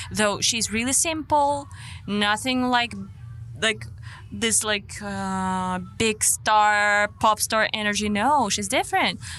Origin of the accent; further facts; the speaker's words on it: Ukraine; moved away as an adult; I'm from Ukraine.